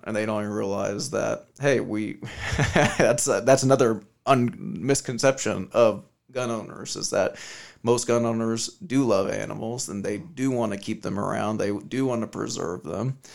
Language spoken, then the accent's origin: English; Las Vegas, Nevada, United States; I'm born and raised in Vegas